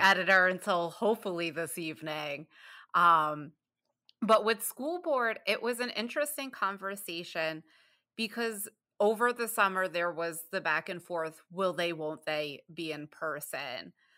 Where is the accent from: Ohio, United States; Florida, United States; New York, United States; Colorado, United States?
New York, United States; New York City; moved away as an adult; now in Michigan, United States; I'm from the Bronx, New York, and I lived in New York State until 2012. Then I moved to Michigan